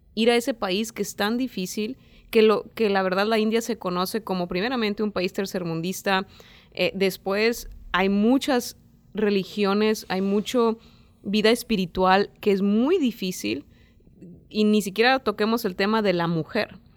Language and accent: Spanish; Mexico; en México